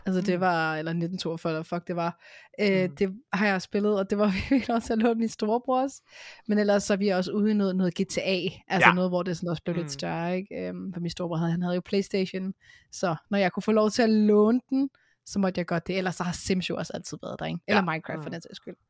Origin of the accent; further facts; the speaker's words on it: Hørsholm, Capital Region of Denmark, Denmark; now in Vestegnen, Denmark; jeg kommer oprindeligt fra Hørsholm